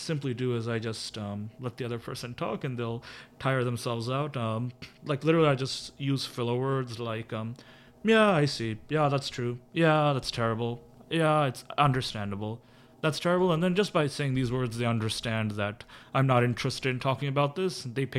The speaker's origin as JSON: {"language": "English", "country": "United States", "said": "I'm from the United States"}